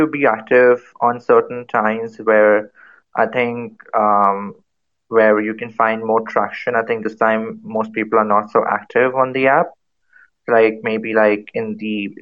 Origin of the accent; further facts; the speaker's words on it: India; I'm from India